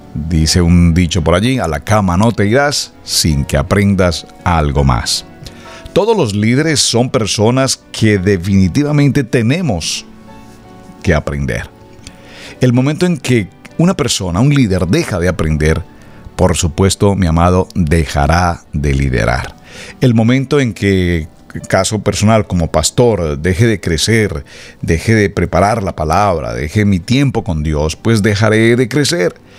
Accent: Colombia; moved away; mi país natal, Colombia

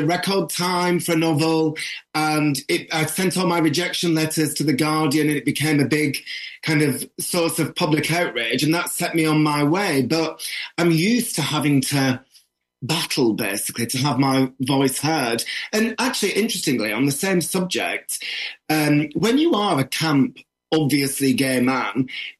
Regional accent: the north of England, United Kingdom; if you're a northerner

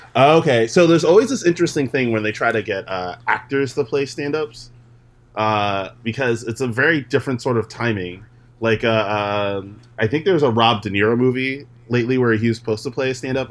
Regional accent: New York, United States; we're both from New York

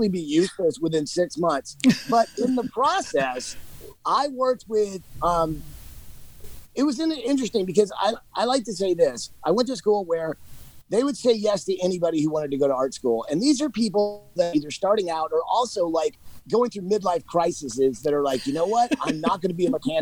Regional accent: Georgia, United States; I'm from Georgia

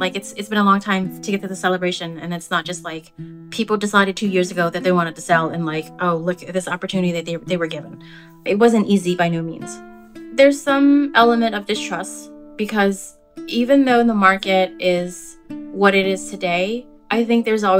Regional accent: United States; because I'm American and because I have the privileges of being an American

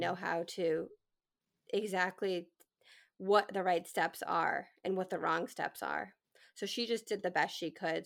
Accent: New England, United States; So I grew up in New England, born and raised

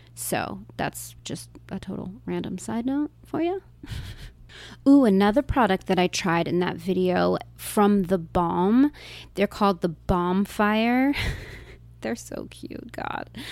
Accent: United States; as an American

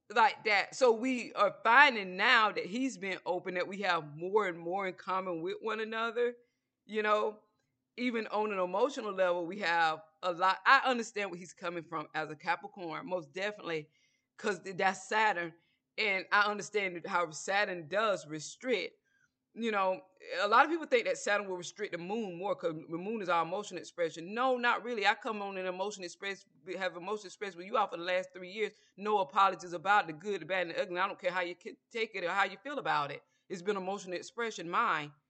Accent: Georgia, United States; I'm from Georgia

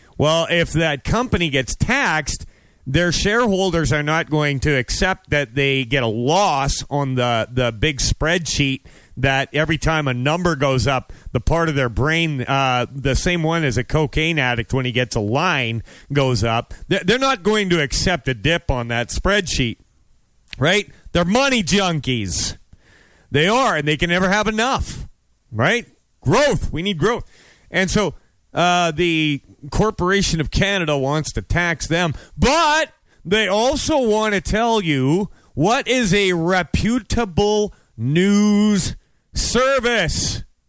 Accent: United States; I'm an American

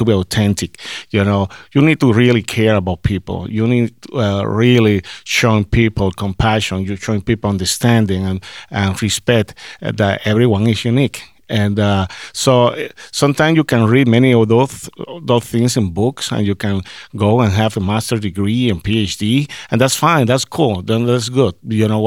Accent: Puerto Rico; now in Minnesota, United States; I, I, I came from Puerto Rico, and I, I don't have in mind that hey, I'm going to Minnesota

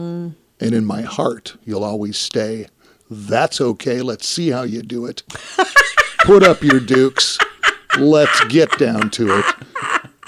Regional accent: North Bay, Ontario, Canada; Growing up in North Bay

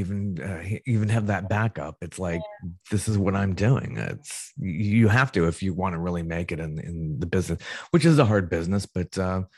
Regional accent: Ohio, United States; moved away; I grew up in Ohio

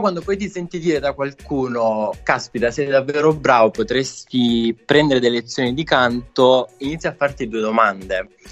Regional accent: Casamassella, Apulia, Italy; vivo in un piccolo paesino vicino ad Otranto

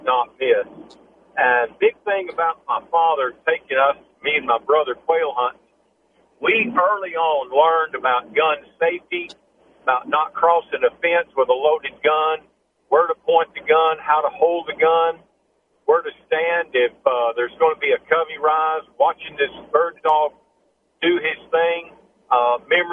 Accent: Alabama, United States; now in Oldham County, Kentucky, United States; We lived in Alabama

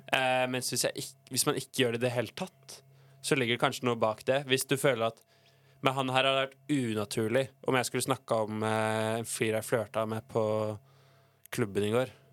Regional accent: Oslo, Norway; moved away as an adult; now in Bergen, Norway; hjemme i Oslo

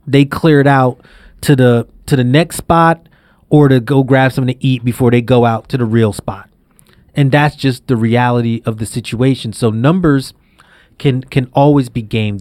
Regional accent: New York City, New York, United States; I grew up in Brownsville in Brooklyn

